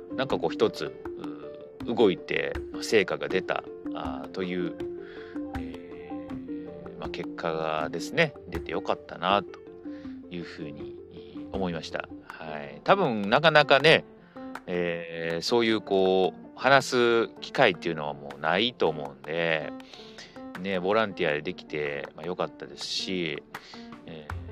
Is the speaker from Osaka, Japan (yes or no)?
yes; Osaka, Japan; 私の地元はですね、えー、大阪